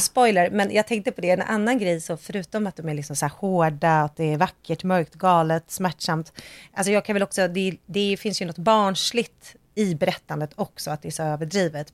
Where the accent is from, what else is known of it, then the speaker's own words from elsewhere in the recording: Sweden; jag är svensk